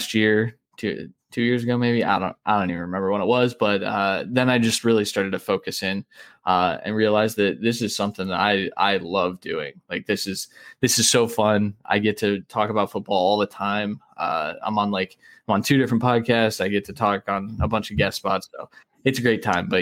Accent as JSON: {"language": "English", "region": "Northeastern Ohio", "country": "United States", "tie": "born or raised there", "said": "I grew up in Northeastern Ohio"}